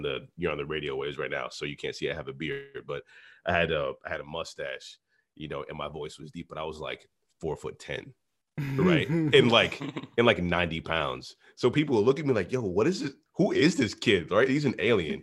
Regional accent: Minnesota, United States; also born or lived in Boston, Massachusetts / New Orleans, Louisiana; I was born in Boston, raised in Minnesota, but kind of shaped in New Orleans

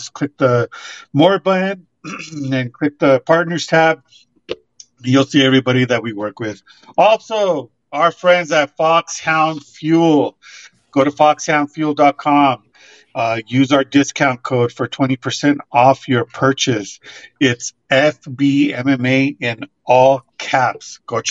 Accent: Albuquerque, New Mexico, United States; Jackson Wink Fight Night 5 here in my hometown.

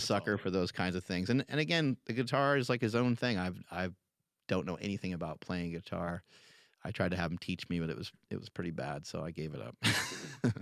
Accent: New York, United States; moved away; I'm from New York originally

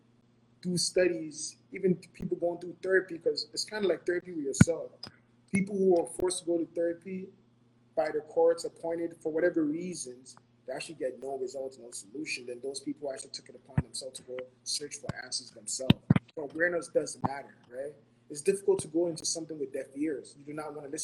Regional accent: Ghana; moved away; I was born and raised in Ghana

